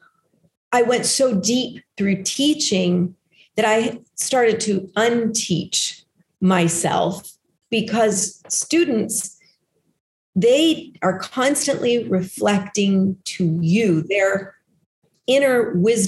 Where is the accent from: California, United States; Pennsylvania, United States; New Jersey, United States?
California, United States; Los Angeles; I grew up in Los Angeles.